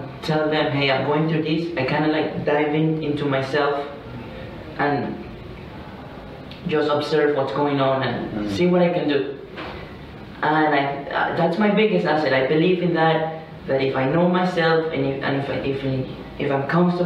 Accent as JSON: {"language": "English", "country": "Venezuela", "tie": "born or raised there", "moved": "as an adult", "said": "I'm from Venezuela."}